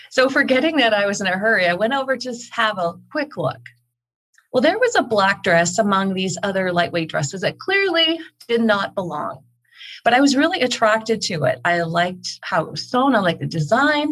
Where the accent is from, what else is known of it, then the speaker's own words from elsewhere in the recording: Canada; now in Calgary, Canada; I am Canadian. I'm here in Calgary, Alberta